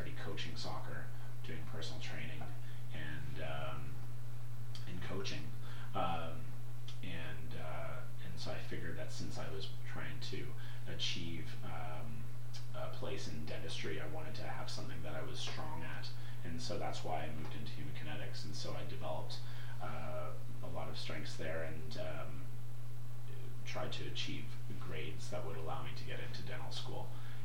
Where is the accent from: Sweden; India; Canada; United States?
Canada; North Vancouver, British Columbia; I grew up in North Vancouver and went to Southern Island Secondary Public School.